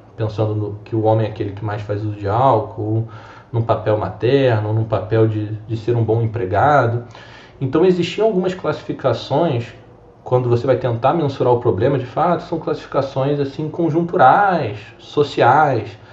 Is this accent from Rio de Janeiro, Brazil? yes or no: yes; Rio de Janeiro, Brazil; sou natural aqui do Rio de Janeiro mesmo